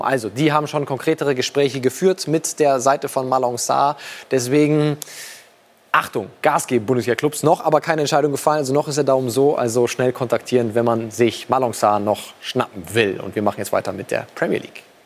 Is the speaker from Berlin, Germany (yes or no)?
no; Swabia, Baden-Württemberg, Germany; ich bin Schwabe